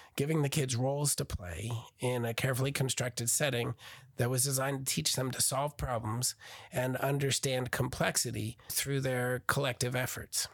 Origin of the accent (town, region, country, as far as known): Burnersville, New Jersey, United States; born or raised there; now in Oklahoma, United States